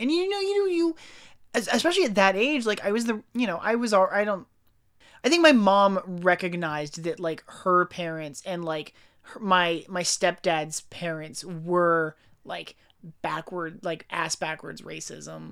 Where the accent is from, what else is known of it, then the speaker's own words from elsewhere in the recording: United States; being American